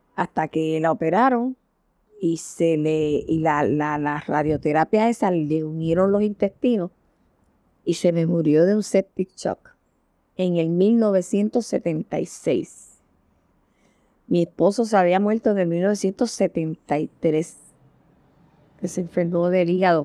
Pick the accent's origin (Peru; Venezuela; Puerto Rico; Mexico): Puerto Rico; San Juan; ahí yo viví muchos años, hasta que me casé